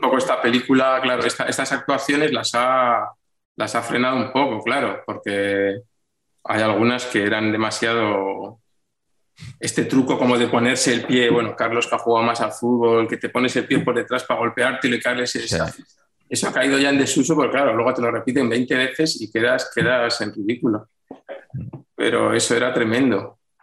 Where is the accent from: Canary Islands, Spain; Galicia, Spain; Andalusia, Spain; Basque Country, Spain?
Basque Country, Spain; Vitoria-Gasteiz; yo soy de Vitoria